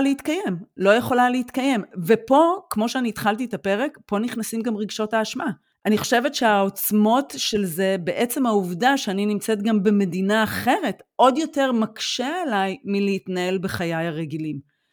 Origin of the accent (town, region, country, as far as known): Israel; now in Germany